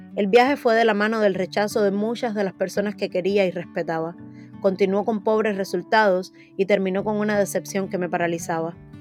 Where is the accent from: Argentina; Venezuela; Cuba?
Cuba; moved away as an adult; now in United States; Nací en Cuba, un país con un régimen totalitario donde el miedo a hablar o pensar en libertad es un miedo cotidiano